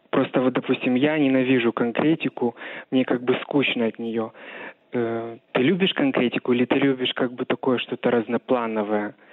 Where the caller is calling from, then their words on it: Moscow, Russia; из Москвы звоню вам.